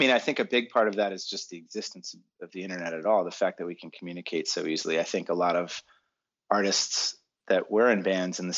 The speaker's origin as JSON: {"language": "English", "town": "Boston", "region": "Massachusetts", "country": "United States", "lives_now": "California, United States", "said": "when I moved, I was I'm from Boston. Maybe typical masshole."}